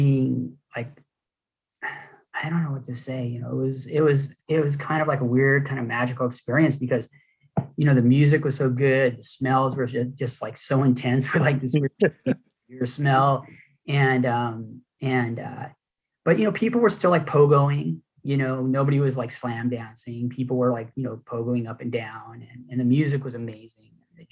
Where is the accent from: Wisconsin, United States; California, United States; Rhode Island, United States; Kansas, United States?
California, United States; Los Angeles; I grew up in Hollywood I was going to Hollywood High